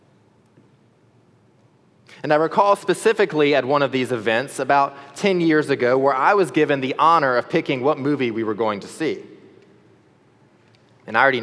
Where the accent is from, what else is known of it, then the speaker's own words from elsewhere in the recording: the South, United States; As a Southerner